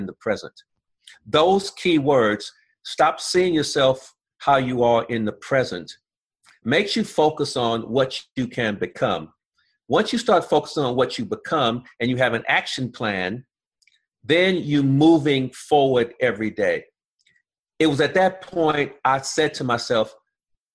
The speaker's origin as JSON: {"language": "English", "town": "Los Angeles", "region": "California", "country": "United States", "tie": "born or raised there", "said": "I grew up in South Central Los Angeles"}